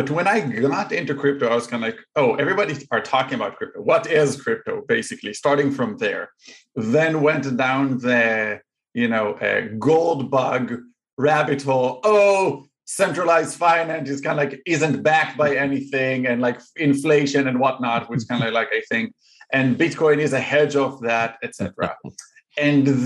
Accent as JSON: {"language": "English", "country": "Israel", "moved": "as an adult", "lives_now": "Chicago, United States", "said": "I'm originally from Israel"}